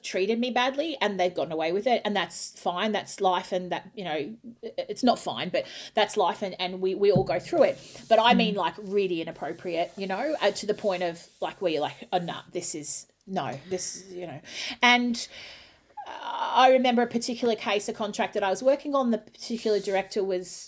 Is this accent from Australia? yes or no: yes; Australia; moved away; I'm an Aussie